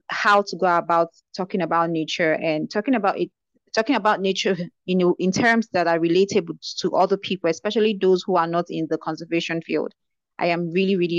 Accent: Nigeria; being a Nigerian

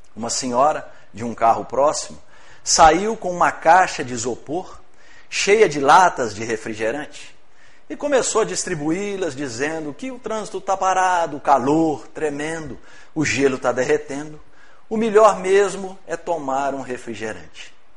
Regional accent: Rio Pomba, Minas Gerais, Brazil; also born or lived in Ipatinga; eu sou de Rio Pomba, cidade próxima aqui, né? Meus pais morando em Rio Pomba

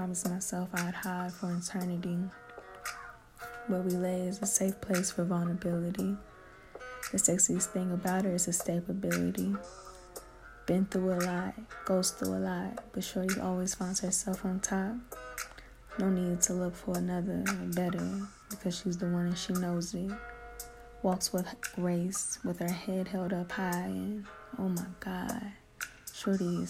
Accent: Durham, North Carolina, United States; I am from Durham, North Carolina, born and raised.

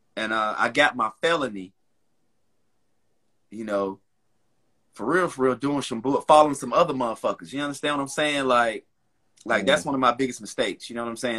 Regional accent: Charlotte, North Carolina, United States; Born and raised in Charlotte, North Carolina

